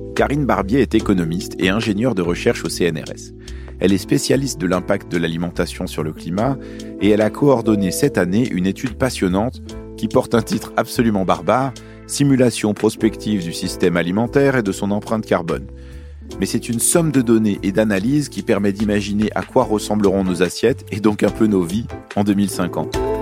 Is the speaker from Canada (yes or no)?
no; Lyon, Auvergne-Rhône-Alpes, France; also born or lived in Beirut, Lebanon; Je suis né à Beyrouth, au Liban, et j'ai grandi à Lyon, dans le Rhône